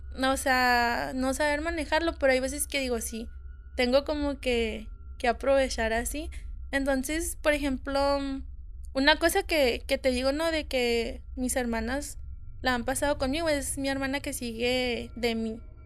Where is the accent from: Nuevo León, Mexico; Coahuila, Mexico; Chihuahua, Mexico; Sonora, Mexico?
Sonora, Mexico; Hermosillo; soy de aquí, de Hermosillo